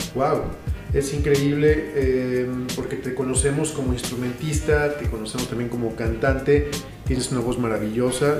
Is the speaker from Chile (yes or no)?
no; San Luis Potosí, Mexico; los músicos de San Luis Potosí siempre estamos creando